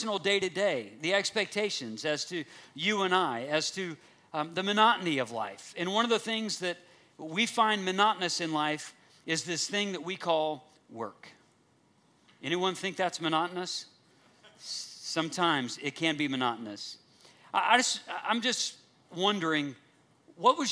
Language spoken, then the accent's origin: English; United States